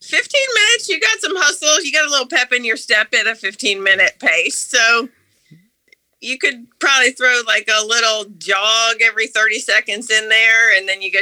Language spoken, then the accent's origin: English; Amherst, Massachusetts, United States; moved away as an adult; Okay, so I am a hybrid now because I grew up in Amherst, Massachusetts.